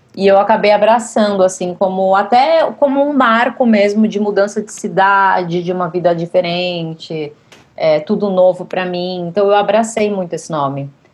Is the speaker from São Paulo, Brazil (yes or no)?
yes; Santos, São Paulo, Brazil; now in São Paulo, Brazil; eu moro em São Paulo desde 2005, eu sou de Santos.